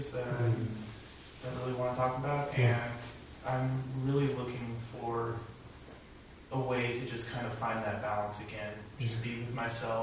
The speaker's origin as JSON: {"language": "English", "town": "Troutdale", "region": "Oregon", "country": "United States", "said": "Troutdale, Oregon. Portland metro area"}